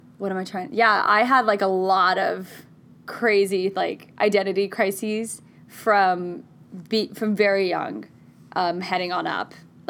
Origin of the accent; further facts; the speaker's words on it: Oklahoma, United States; also born or lived in Texas; actually identified as Southern before anything else because my dad's side was Southern. I was born in Texas. I was growing up in Oklahoma. Like, my family's a hunting family.